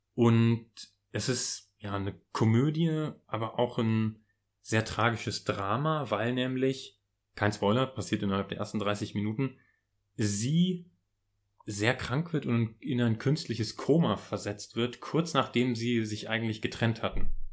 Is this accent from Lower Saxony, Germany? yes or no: yes; Lower Saxony, Germany; den schönen Ort in Niedersachsen aus der Nähe, wo ich herkomme